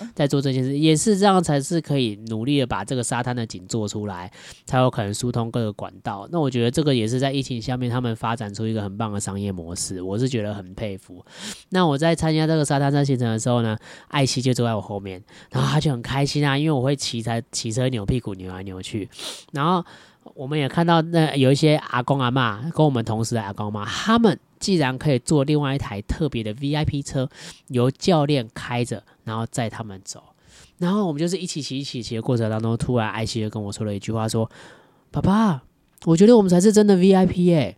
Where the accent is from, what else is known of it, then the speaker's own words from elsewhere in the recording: southern Taiwan, Taiwan; also born or lived in Datong District, Taipei; now in Taipei, Taiwan; 本身我是南部人